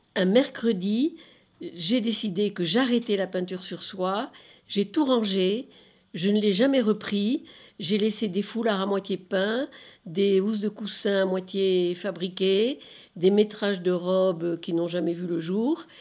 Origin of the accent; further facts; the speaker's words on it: Bordeaux, Nouvelle-Aquitaine, France; moved away as an adult; now in Lyon, France; de ma transplantation de ma région d'origine, Bordeaux, et en arrivant à Lyon